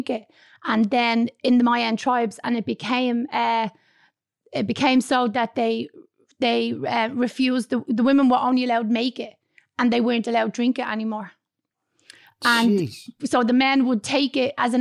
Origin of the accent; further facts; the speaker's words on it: Dublin, Leinster, Ireland; I was born in Dublin's inner city in York Street in the flats. And when I was 4 years of age, I moved with my mum and dad and my sister out to Blanchardstown